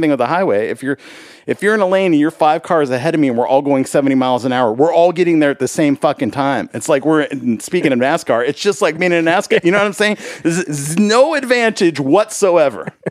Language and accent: English; Los Angeles, California, United States; moved away as an adult; also born or lived in Spokane, Washington / Germany; now in Nashville, United States; Born in Washington, grew up in California